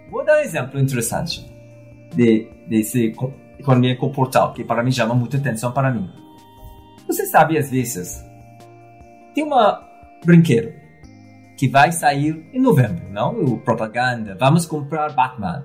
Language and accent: Portuguese; Trinidad & Tobago; Portuguese is a second language; moved away as an adult; also born or lived in London, United Kingdom / United States / Argentina / Mexico; now in Brazil; Eu nasci na ilha, se chama Trindade e Tobago. Um, saí do paraíso para estudar em Londres